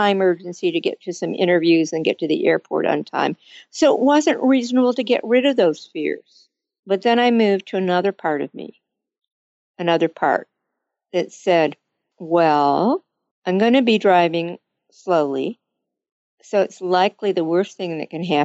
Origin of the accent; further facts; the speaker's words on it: Michigan, United States; I grew up in Michigan